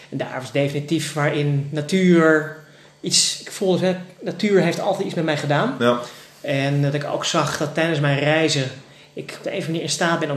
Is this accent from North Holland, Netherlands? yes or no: yes; Haarlem, North Holland, Netherlands; born or raised there